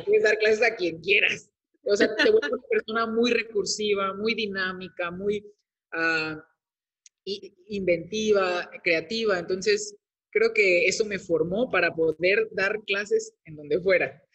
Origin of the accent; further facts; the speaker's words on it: Veracruz, Mexico; moved away as an adult; also born or lived in Tabasco; la Universidad Veracruzana, que es la de mi estado, del estado de donde soy originario